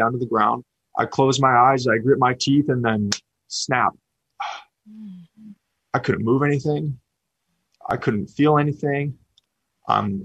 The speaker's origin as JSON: {"language": "English", "town": "Sacramento", "region": "California", "country": "United States", "tie": "born or raised there", "said": "born and raised in Sacramento"}